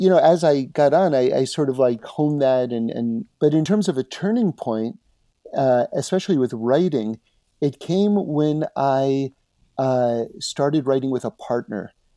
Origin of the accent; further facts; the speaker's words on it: New York City, New York, United States; now in Los Angeles, United States; I grew up in New York City, uh, on seventy-ninth Street on Broadway